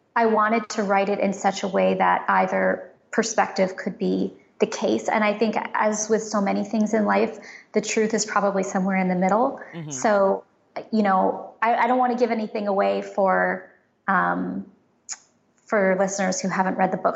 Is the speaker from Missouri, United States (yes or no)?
no; San Francisco, California, United States; I grew up in San Francisco